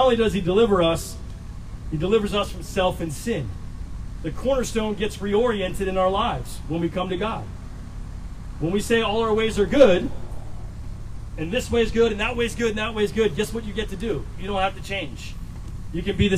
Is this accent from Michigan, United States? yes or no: no; Virginia Beach, Virginia, United States; growing up in Virginia Beach, the military was all around